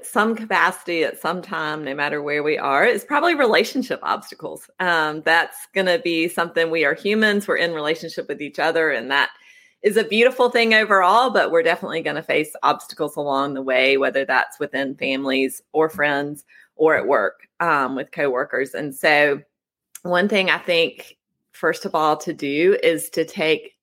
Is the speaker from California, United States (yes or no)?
no; Oconee County, South Carolina, United States; I grew up in Oconee County, which is in the western corner of South Carolina, nestled in the foothills of the Appalachian Mountains